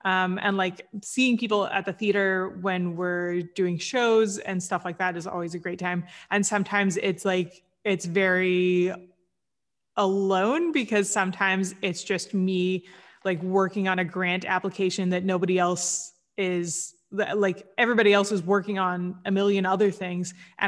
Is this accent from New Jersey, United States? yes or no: no; Kansas, United States; So I grew up in Kansas